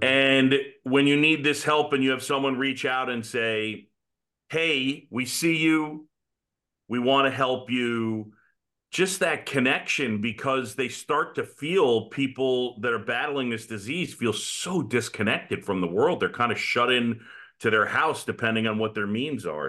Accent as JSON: {"language": "English", "town": "New York City", "region": "New York", "country": "United States", "tie": "born or raised there", "said": "I grew up in New York City."}